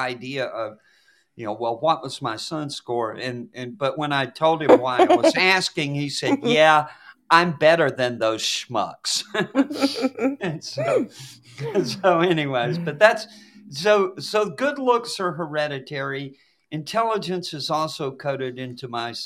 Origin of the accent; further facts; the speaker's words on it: Appalachia, United States; as an Appalachian American